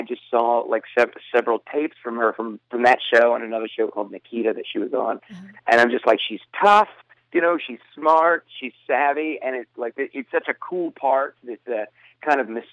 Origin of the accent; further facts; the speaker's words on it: Shreveport, Louisiana, United States; my hometown of Shreveport, Louisiana